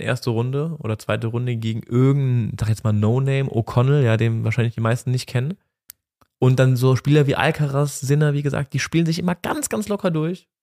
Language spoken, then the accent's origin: German; Germany; wir als Deutsche